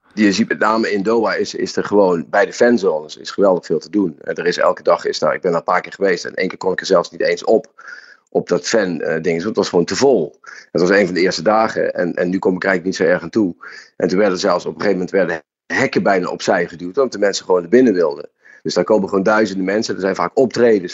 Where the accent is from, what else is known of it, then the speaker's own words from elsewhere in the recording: Netherlands; als Nederlanders zijn we